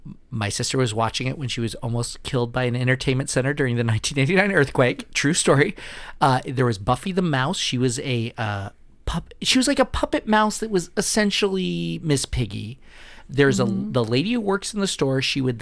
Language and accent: English; California, United States; I'm so Californian